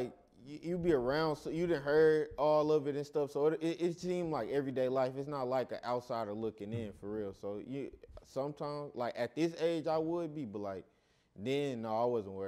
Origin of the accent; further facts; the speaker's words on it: St. Louis, Missouri, United States; moved away; Man, my childhood growing up, man, it started all in St. Louis, Missouri. That's originally where I'm from. I live half of my life here and half of my life in St. Louis. So I really say I'm from both, but originally I'm from St. Louis, though.